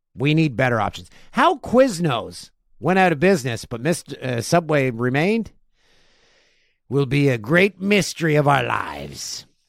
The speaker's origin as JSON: {"language": "English", "town": "Peterborough", "region": "Ontario", "country": "Canada", "tie": "born or raised there", "said": "in my hometown of Peterborough, Ontario"}